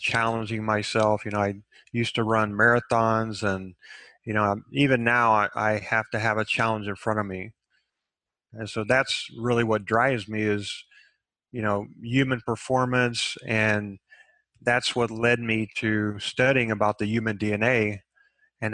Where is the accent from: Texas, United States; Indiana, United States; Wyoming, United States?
Texas, United States; I grew up in Texas, and Texas is kind of an alpha state in itself.